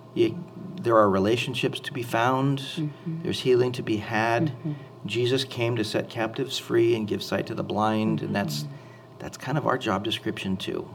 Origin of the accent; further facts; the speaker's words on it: Anaheim, California, United States; I grew up in Anaheim, California